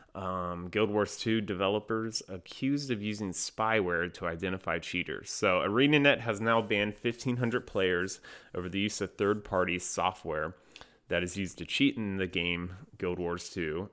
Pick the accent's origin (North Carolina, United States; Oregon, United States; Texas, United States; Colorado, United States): North Carolina, United States; I'm from North Carolina.